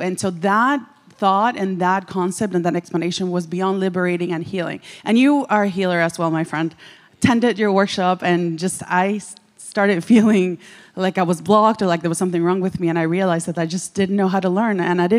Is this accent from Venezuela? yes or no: yes; Venezuela; now in Dallas, United States; I'm …. I am from Venezuela. I live in Dallas, Texas.